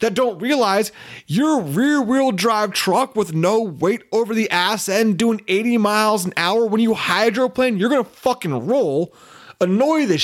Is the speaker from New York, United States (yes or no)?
no; Petaluma, California, United States; my hometown of Petaluma